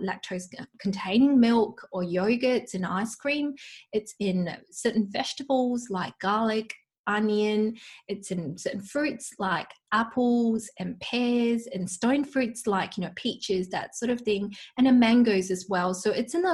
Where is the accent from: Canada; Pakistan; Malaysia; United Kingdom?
Malaysia; moved away; I come from Malaysia, so I've got an Asian heritage, and back home, you know, my mum would use lots of garlic and onion in her cooking